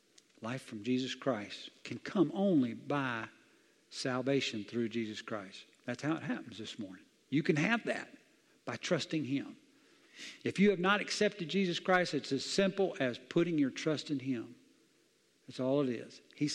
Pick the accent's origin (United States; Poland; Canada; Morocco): United States; Southern US; I grew up in the South, and this is a Bible Belt. I've seen a lot of stuff.